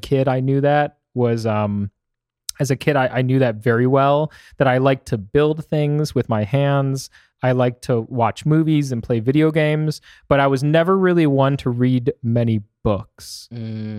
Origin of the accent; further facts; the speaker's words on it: Michigan, United States; now in Arizona, United States; Growing up in Michigan was really interesting because you get all four seasons